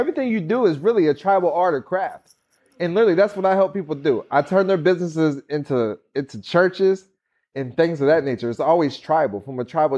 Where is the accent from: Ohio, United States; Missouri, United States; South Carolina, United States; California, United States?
Missouri, United States; I grew up in Missouri.